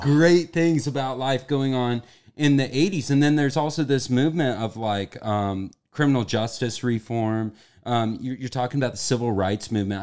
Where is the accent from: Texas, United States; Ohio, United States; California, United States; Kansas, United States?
Kansas, United States; I'm from the Midwest, Kansas